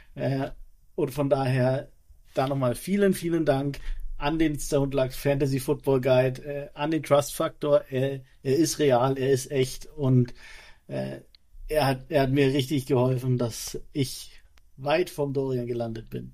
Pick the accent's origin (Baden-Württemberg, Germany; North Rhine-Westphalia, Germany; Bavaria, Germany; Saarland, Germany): Bavaria, Germany; Erlangen; also born or lived in Nuremberg; gebürtig komme ich aus Erlangen